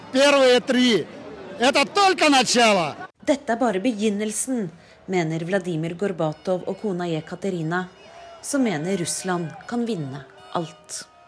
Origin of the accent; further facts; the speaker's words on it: Norway; now in Moscow, Russia; Som nordmenn